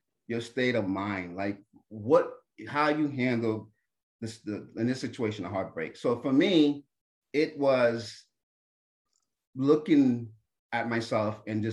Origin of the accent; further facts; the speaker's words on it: New Jersey, United States; I'm Haitian-American. I was born in America, in New Jersey, but my parents are from Haiti.